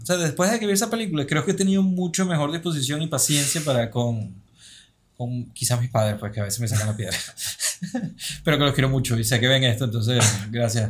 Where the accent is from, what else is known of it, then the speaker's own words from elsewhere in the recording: Venezuela; moved away; also born or lived in Lisbon; y soy venezolano